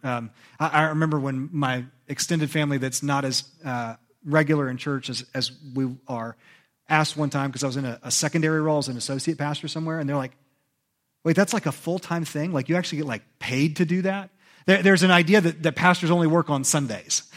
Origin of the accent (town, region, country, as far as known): United States; born or raised there